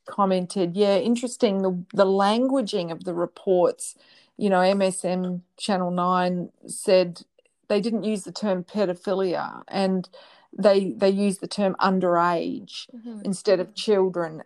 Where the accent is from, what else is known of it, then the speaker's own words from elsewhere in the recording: Australia; I'm speaking as an Australian